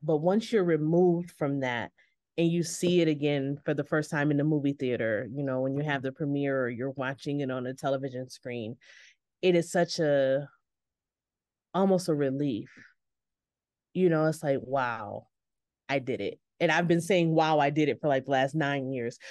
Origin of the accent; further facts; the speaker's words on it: New York, United States; I grew up in New York, winters are cold